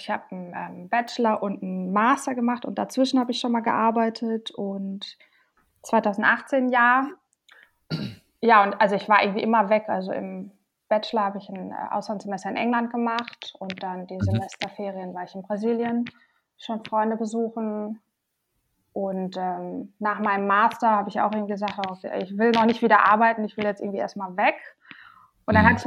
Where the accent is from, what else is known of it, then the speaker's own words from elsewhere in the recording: Münster, North Rhine-Westphalia, Germany; Ähm, ja, also ich komme aus Münster und ich bin auch gerade in Münster.